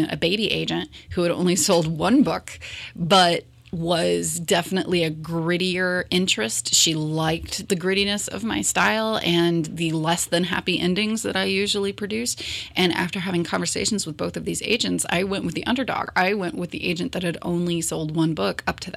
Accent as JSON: {"language": "English", "area": "Morrow County", "region": "Ohio", "country": "United States", "tie": "born or raised there", "said": "growing up in Morrow County and working in the schools for over a decade"}